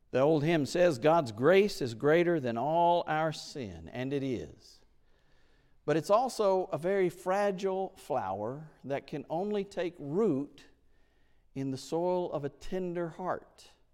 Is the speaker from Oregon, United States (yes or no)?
no; Oklahoma, United States; moved away; I was in Oklahoma, in my hometown